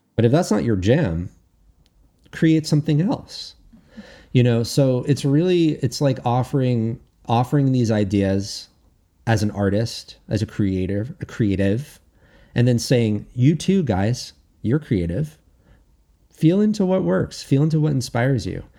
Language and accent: English; United States; I'm American, not Canadian